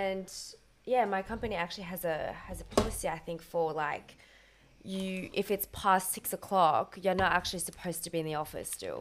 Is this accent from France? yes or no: yes; France; also born or lived in Australia; now in London, United Kingdom